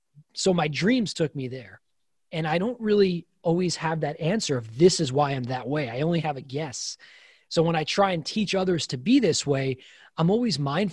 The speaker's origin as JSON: {"language": "English", "region": "New York", "country": "United States", "tie": "born or raised there", "said": "grew up a 5'5\" athlete, born and raised in New York, barely played college baseball, but I played college baseball."}